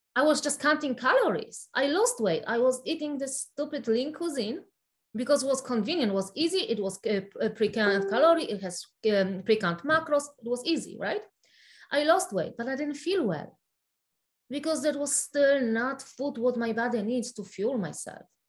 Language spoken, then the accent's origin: English; Poland; English is a second language; moved away as an adult; now in United States; I was uh, born and raised in Poland, so Poland